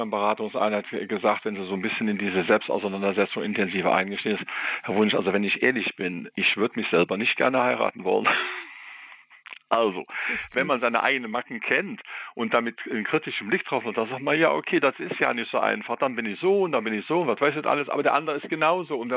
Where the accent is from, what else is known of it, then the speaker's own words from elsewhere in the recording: Rhineland, Germany; das hat nochmal eine Dimension eingebracht, die ich eben auch meinte, vor allen Dingen noch als Rheinländer.